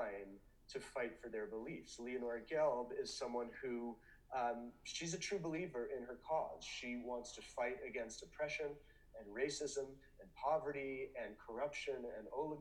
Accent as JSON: {"language": "English", "country": "United States", "said": "as Americans"}